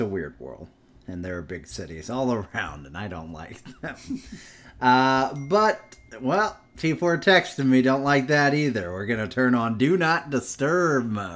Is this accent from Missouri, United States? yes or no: yes; St. Louis, Missouri, United States; also born or lived in Jacksonville; that's the hockey team in my hometown